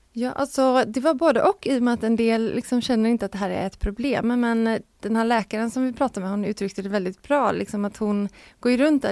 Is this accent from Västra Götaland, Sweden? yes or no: yes; Gothenburg, Västra Götaland, Sweden; som göteborgare är man ju van vid dimma